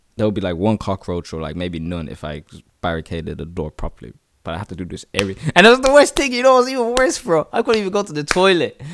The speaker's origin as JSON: {"language": "English", "town": "Dublin", "region": "Leinster", "country": "Ireland", "tie": "born or raised there", "also_born_or_lived": "South Africa", "said": "born and raised in the city, Dublin, my home is D eight"}